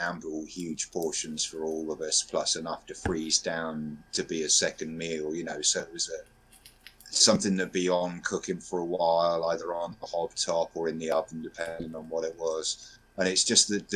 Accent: United Kingdom; As a Brit

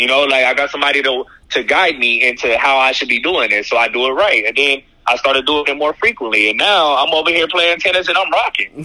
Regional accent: Inglewood, California, United States; moved away; also born or lived in Paris; I hail from Inglewood, California

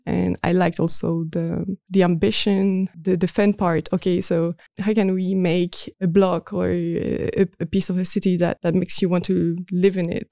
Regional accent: Marseille, Provence-Alpes-Côte d'Azur, France; moved away as an adult; also born or lived in Nantes; now in Netherlands; I was born in Marseille, in the south of France

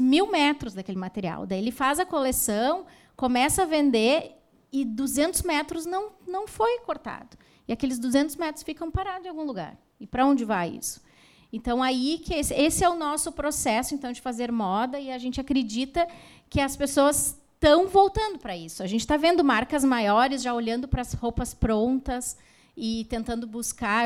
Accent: Novo Hamburgo, Rio Grande do Sul, Brazil; Somos de Novo Hamburgo

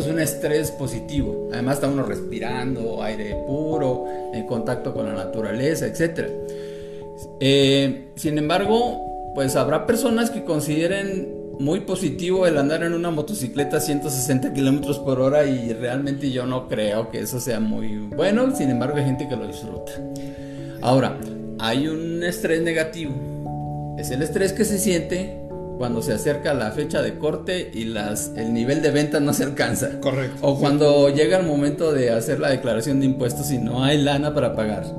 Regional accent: northern Mexico, Mexico; moved away; also born or lived in Monterrey / Veracruz; Yo soy norteño de nacimiento, aquí en, el país México, en el norte de México

